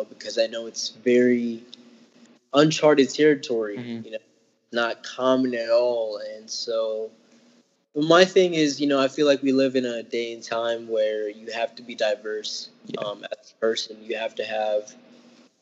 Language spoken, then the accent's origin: English; Memphis, Tennessee, United States; moved away as an adult; now in Madison, United States; I'm from Memphis. That's pretty much where I grew up